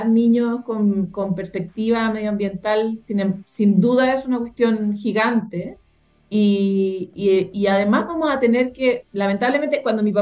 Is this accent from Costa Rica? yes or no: yes; Costa Rica; born there; yo efectivamente nací en Costa Rica eh, y Costa Rica es algo así como la meca latinoamericana del medio ambiente